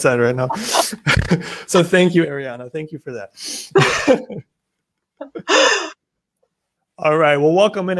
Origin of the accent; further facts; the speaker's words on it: United States; I'm American